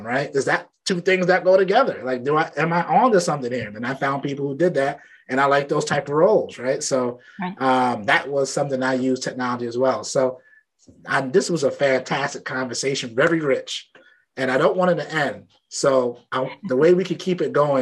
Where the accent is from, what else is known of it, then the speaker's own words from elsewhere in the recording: New York City, New York, United States; I grew up in Brooklyn